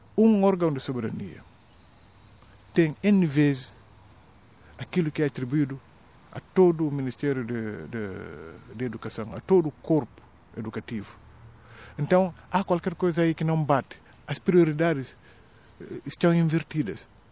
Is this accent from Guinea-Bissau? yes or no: yes; southern Guinea-Bissau, Guinea-Bissau; era sobretudo duro no sul, de onde eu venho